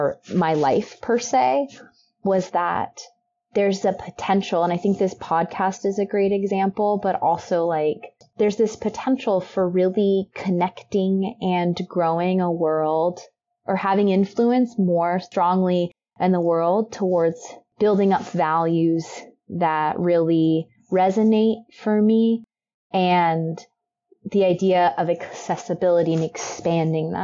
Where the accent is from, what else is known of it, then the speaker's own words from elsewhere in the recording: Texas, United States; now in Oregon, United States; I'm from Texas